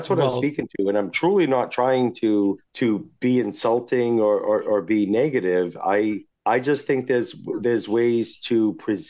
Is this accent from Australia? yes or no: no; New England, United States; I'm from New England